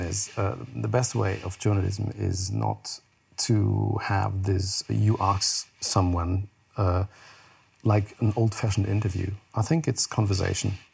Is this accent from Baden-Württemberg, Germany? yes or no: yes; Heidelberg, Baden-Württemberg, Germany; English is a second language; I was born in Heidelberg and raised in, in Heidelberg, is a town in south of Germany